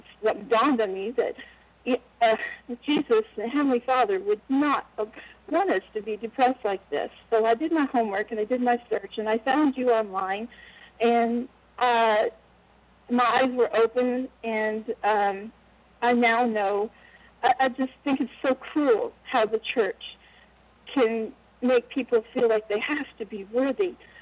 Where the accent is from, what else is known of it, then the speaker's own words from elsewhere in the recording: Kentucky, United States; I'm from Kentucky